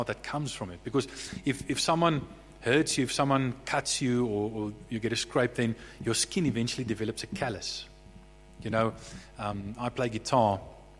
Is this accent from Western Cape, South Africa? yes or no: no; Bloemfontein, Free State, South Africa; also born or lived in Somerset West; My brother Harry and I were raised in Bloemfontein. We were born in Somerset West, but we were quite young. I think I was about 3-4 years old, somewhere in that ballpark. We moved to Bloemfontein